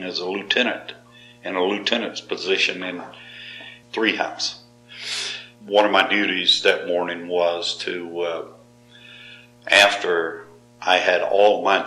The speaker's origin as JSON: {"language": "English", "region": "Georgia", "country": "United States", "moved": "yes", "said": "all the inmates called me … because I was from Georgia."}